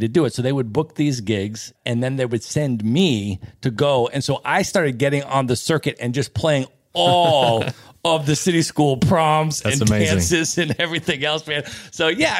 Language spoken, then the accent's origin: English; United States; I grew up in the United States as a white kid in the suburbs, upper middle class neighborhood